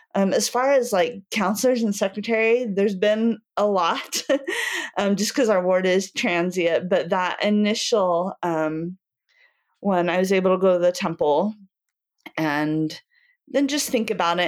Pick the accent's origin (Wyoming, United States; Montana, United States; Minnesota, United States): Wyoming, United States; Cody; also born or lived in Utah / northern Virginia; now in Saratoga Springs, United States; I grew up in Cody, Wyoming, and I'm currently living here in Saratoga.